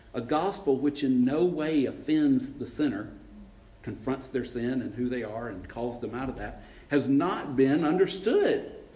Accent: LaGrange, Georgia, United States; I grew up up in LaGrange, just over the mountain

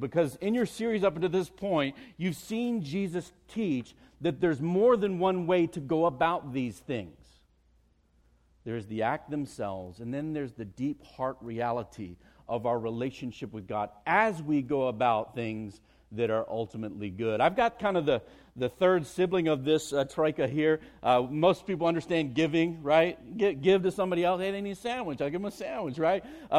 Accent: Virginia Beach, Virginia, United States; moved away as an adult; also born or lived in New Jersey; now in Virginia, United States; I did grow up in the state of Virginia, in Tidewater.

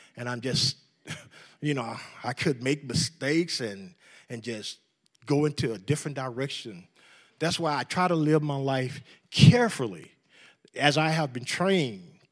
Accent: New Orleans, Louisiana, United States; moved away as an adult; now in West Texas, United States; I was, uh, born in New Orleans and raised by a godly family

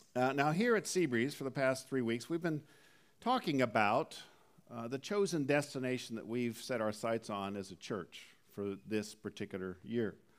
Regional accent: Southern California, United States; also born or lived in Canada; being from Southern California for the better part of three decades, even though originally I was from Canada

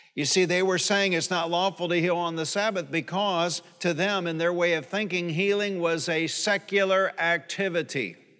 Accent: Detroit, Michigan, United States; I grew up in Detroit.

